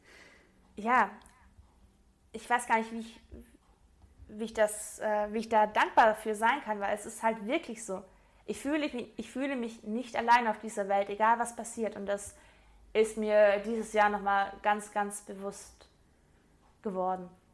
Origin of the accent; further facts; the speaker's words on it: Swabia, Baden-Württemberg, Germany; ich bin eigentlich Schwabe